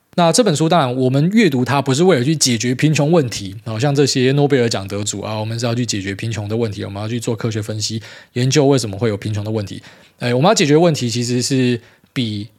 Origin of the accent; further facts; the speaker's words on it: Miaoli County, Taiwan; moved away; 回来苗栗，真的觉得 不知道为什么，以前这个是我长大的地方，我很习惯